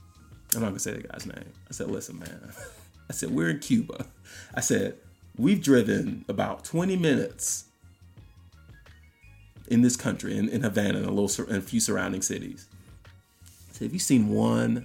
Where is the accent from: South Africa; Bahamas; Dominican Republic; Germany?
Bahamas; Nassau, New Providence; moved away; growing up in Nassau, Bahamas